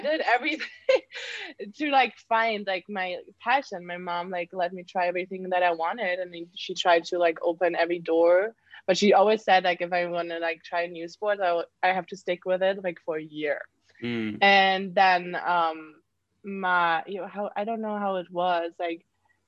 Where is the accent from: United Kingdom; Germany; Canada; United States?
Germany; moved away; I'm like from Germany